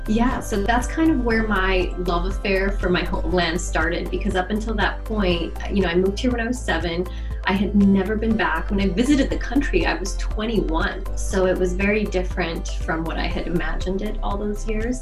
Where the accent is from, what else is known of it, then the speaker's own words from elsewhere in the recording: New York City, New York, United States; moved away as an adult; also born or lived in Bronx, New York; now in Los Angeles, United States; I was born and raised in Brooklyn